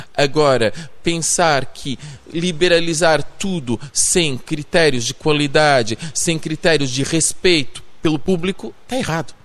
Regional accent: São Paulo, Brazil; accent: paulista; moved away as an adult; now in Portugal; Eu nasci no Brasil

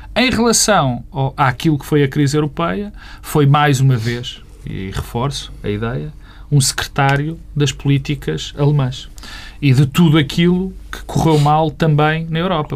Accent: Portugal; eu, como português

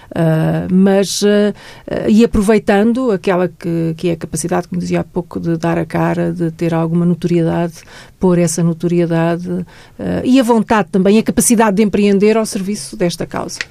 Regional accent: Santarém, Portugal; Eu, eu sou de Santarém, vivi em Santarém quando era miúda

